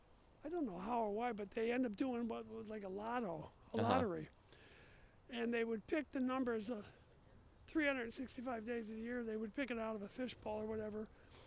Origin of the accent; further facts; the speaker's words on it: Chicago, Illinois, United States; also born or lived in Crystal Lake, Illinois; I grew up in Chicago.